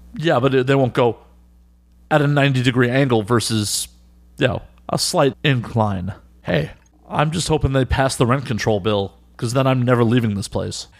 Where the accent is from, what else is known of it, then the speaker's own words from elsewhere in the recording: Midwest, United States; now in New York, United States; I'm from the Midwest